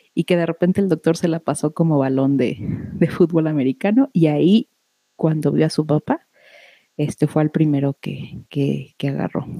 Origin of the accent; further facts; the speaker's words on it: Mexico City, Mexico; cuando nací allá en la Ciudad de México